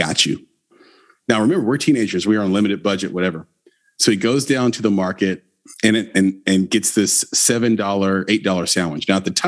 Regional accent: Nashville, Tennessee, United States; We were raised in Nashville. Nashville wasn't an it city at the time. It was a small town that had about 600,000 people in it total.

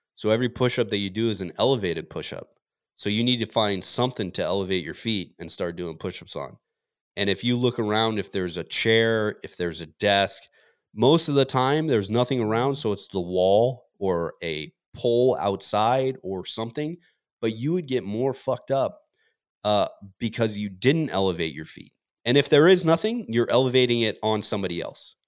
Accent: Montana, United States; moved away; I grew up in Montana

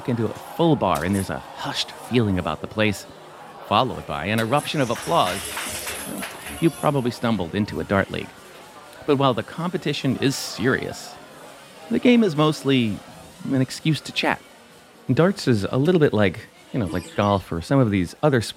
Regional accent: New Jersey, United States; I'm from New Jersey

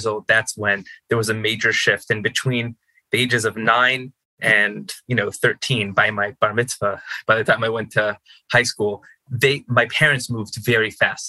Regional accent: Los Angeles, California, United States; I was born and raised in North Hollywood, so that's the Valley

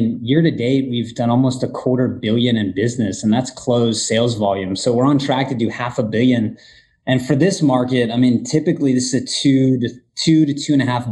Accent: Northwest Florida, United States; I was born and raised in Northwest Florida

